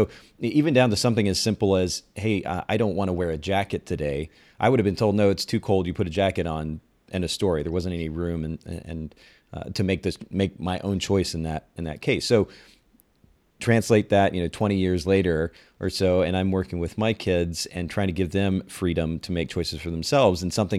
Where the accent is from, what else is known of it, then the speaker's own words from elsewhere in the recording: Japan; I grew up in Japan. I was a missionary's kid and grew up in a very conservative home and culture.